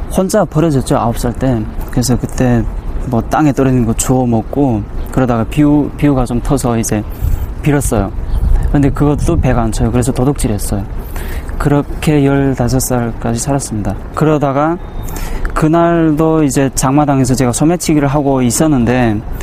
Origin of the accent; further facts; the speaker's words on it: Bukchong, South Hamgyong, North Korea; now in South Korea; 고향은 함경남도 북청이고 2010년에 한국에 들어왔고.